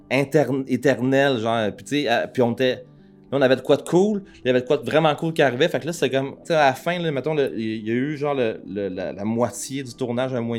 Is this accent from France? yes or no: no; Quebec, Canada; on est des Québécois qui surfent